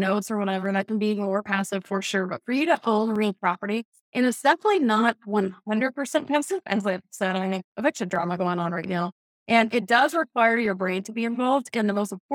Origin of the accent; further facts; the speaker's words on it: Atlanta, Georgia, United States; moved away; I was from Atlanta